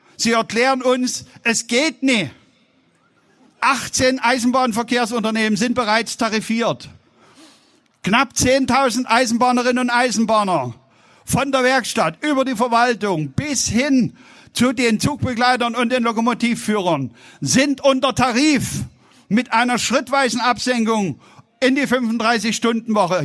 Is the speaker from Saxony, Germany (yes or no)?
yes; Saxony, Germany; accent: Saxon; Wir sprechen Deutsch und ich spreche mit sächsischem Dialekt